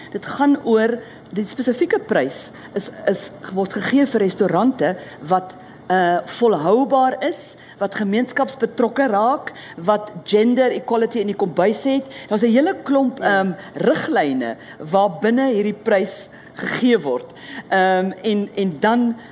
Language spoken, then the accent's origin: Afrikaans; South Africa; moved away as an adult; now in France